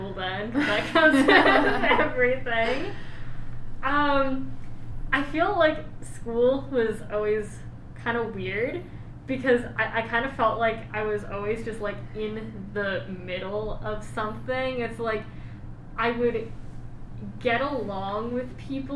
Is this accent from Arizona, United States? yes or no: no; Southern New Hampshire, United States; I'm from New Hampshire